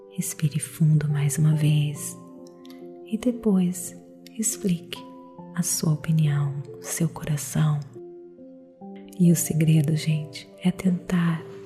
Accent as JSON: {"language": "Portuguese", "country": "Brazil", "said": "eu sou brasileira"}